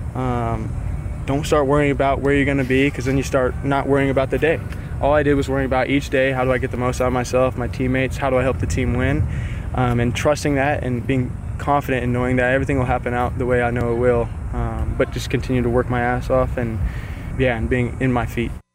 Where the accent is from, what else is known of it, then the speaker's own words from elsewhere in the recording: Salinas, California, United States; went to a junior college in my hometown called Hartnell Junior College